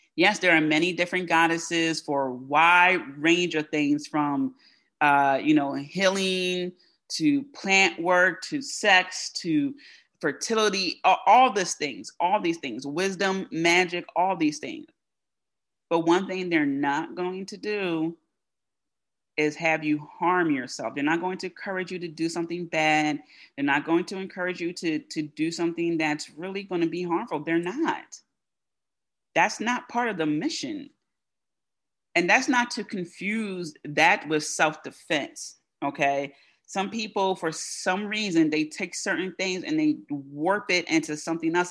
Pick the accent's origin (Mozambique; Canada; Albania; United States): United States; first language English; as an American who speaks English as their as her first language